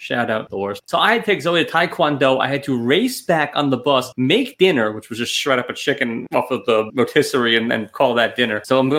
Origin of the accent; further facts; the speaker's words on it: New York, United States; I'm from New York